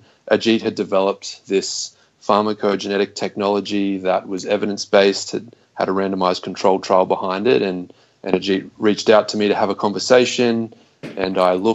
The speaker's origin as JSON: {"language": "English", "country": "Australia", "moved": "as an adult", "lives_now": "Houston, United States", "said": "I'm an Australian originally, but currently living and based at the Texas Medical Center in Houston, Texas."}